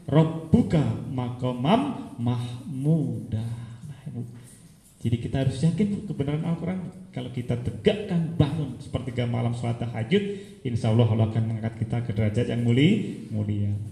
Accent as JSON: {"language": "Indonesian", "town": "Kediri", "region": "East Java", "country": "Indonesia", "said": "saya dari kota Kediri, Jawa Timur."}